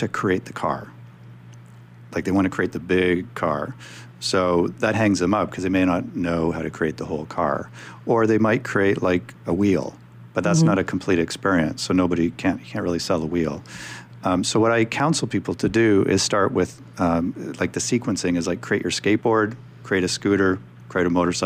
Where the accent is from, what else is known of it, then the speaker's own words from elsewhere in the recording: Alberta, Canada; I come from Alberta in Canada, so I'm kind of meat and potatoes